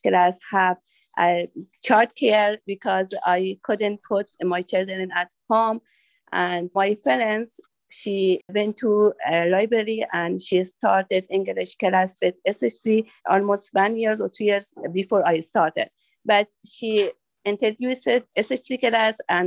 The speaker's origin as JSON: {"language": "English", "country": "Afghanistan", "second_language": "English", "moved": "as an adult", "lives_now": "United States", "said": "I'm from Afghanistan. And I have been living in United States for 5 years."}